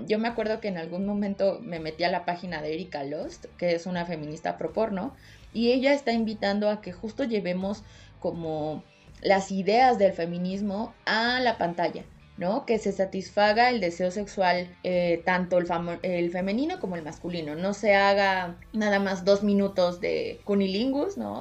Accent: Mexico; yo soy mexicana, latina

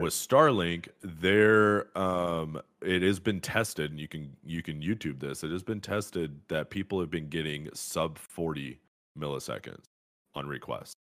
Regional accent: Fresno, California, United States; moved away; I grew up in Fresno, California

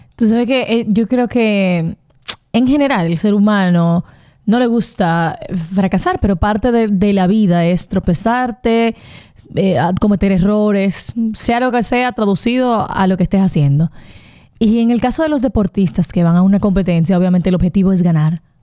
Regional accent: Dominican Republic; como dominicanos

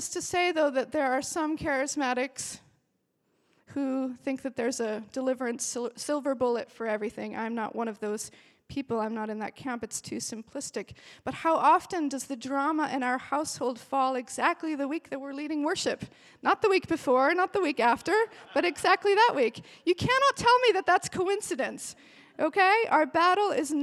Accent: Austria; now in Belfast, United Kingdom; I grew up in Austria

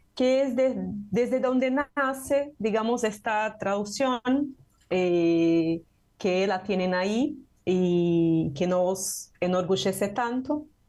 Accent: Brazil; Spanish is a second language; soy de Brasil

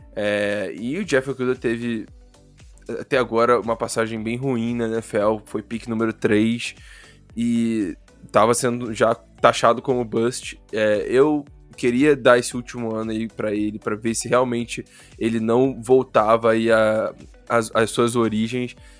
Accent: Rio de Janeiro, Brazil; accent: carioca

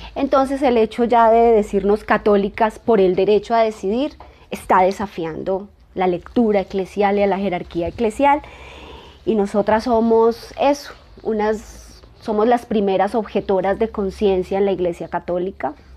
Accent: Colombia; nosotras somos colombianas

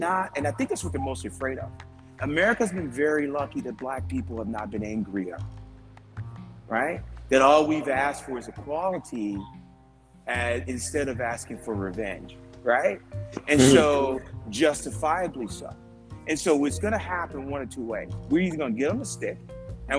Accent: Jamaica; now in United States; I was born in Jamaica.

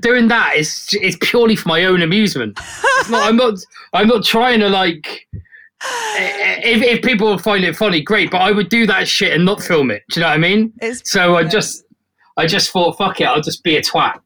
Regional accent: South West England, United Kingdom; It's the town where I'm from. It's like a little market town.

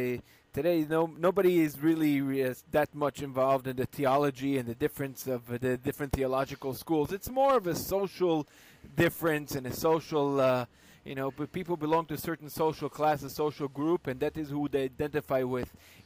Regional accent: Istanbul, Turkey; from Istanbul, Turkey.

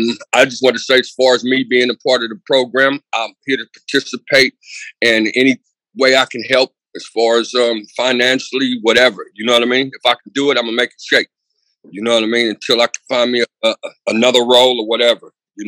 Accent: Pittsburgh, Pennsylvania, United States; now in Oroville, United States; I'm originally from Pittsburgh, but I live in Oroville in the mountains.

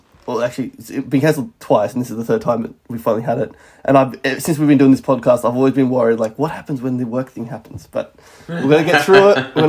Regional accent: Canberra, Australian Capital Territory, Australia; I'm from Canberra

